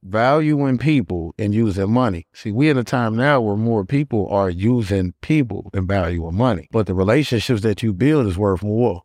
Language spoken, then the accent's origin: English; Gary, Indiana, United States; now in Indianapolis, United States; Born and raised in Gary